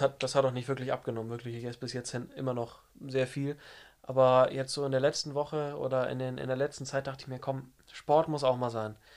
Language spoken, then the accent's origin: German; Lower Saxony, Germany; ich komme aus dem Norden von Deutschland, aus Niedersachsen und gehe in der Nähe von Hamburg in der Wulmsdorf zur Schule